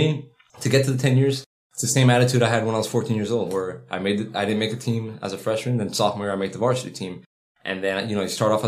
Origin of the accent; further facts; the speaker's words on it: Miami, Florida, United States; growing up in Miami, it's a fast pace